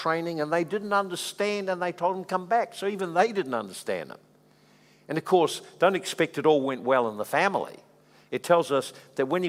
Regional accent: Dannevirke, Manawatū-Whanganui, New Zealand; I came from Dannyvirk. You know, and Dannyvirk, well, anyone knows Dannyvirk, you know Dannyvirk. So I came out of Dannyvirk, very small town, you know, country town

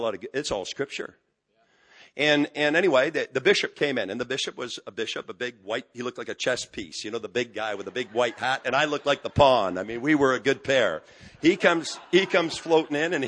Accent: just outside of Montreal, Quebec, Canada; moved away; I'm from Quebec, just outside of Montreal. We're moving back the end of this month.

